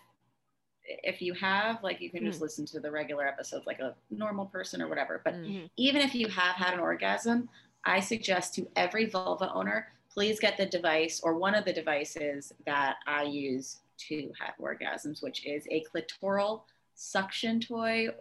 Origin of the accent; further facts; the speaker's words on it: New York City, New York, United States; I grew up in Manhattan